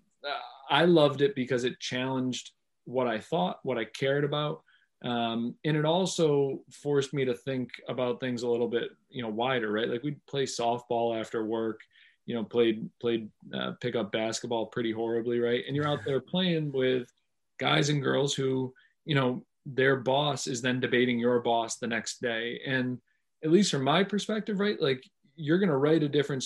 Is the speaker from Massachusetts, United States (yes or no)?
yes; Pittsfield, Massachusetts, United States; moved away as an adult; also born or lived in Providence, Rhode Island / Washington, D.C.; I grew up in Pittsfield at a time where, General Electric was downsizing